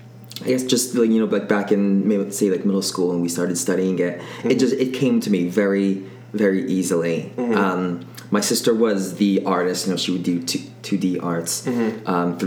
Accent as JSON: {"language": "English", "region": "New Jersey", "country": "United States", "tie": "born or raised there", "said": "I grew up in South Jersey"}